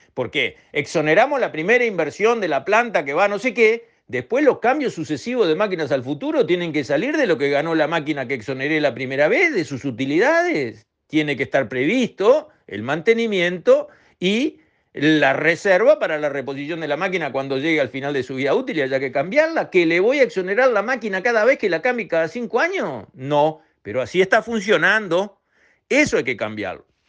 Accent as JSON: {"language": "Spanish", "country": "Uruguay"}